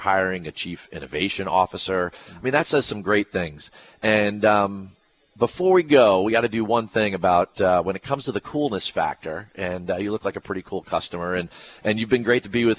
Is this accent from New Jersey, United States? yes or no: yes; Edison, New Jersey, United States; I grew up in Edison, New Jersey